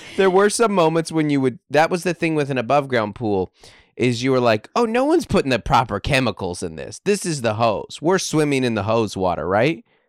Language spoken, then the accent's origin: English; Seattle, Washington, United States; moved away as an adult; now in San Diego, United States; growing up in Washington